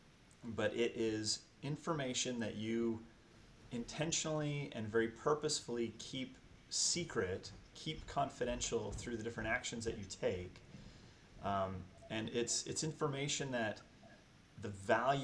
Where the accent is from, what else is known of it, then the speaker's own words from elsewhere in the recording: Sacramento, California, United States; moved away as an adult; now in Sioux City, United States; I grew up in the Sacramento, California area, and then slowly but surely worked my way over here to the Midwest